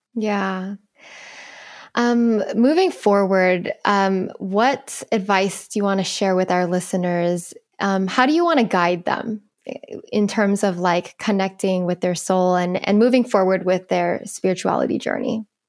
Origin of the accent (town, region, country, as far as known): United States